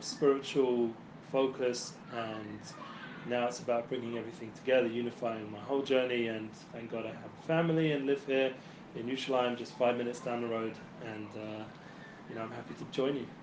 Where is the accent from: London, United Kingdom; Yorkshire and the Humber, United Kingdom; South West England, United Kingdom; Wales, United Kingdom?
London, United Kingdom; moved away as an adult; now in Israel; I come originally from London, North London. West London